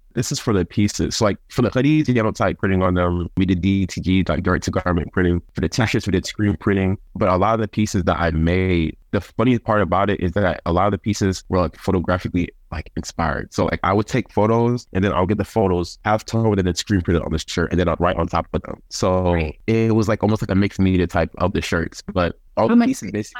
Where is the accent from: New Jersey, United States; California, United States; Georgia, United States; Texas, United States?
Georgia, United States; Covington; also born or lived in Bronx, New York; I'm from the Bronx, New York, and I moved to Covington, Georgia in 2007